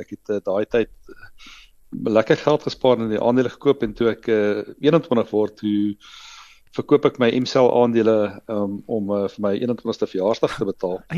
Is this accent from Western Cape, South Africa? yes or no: no; Meyerton, Gauteng, South Africa; ek het uh, groot geword op 'n klein dorpie Meyerton, uh, daar in naby naby so hier syd van Johannesburg.